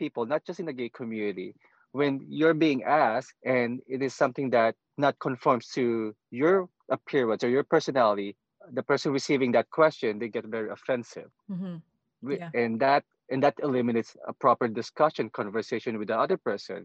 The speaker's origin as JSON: {"language": "English", "country": "Philippines", "moved": "yes", "said": "I'm Filipino"}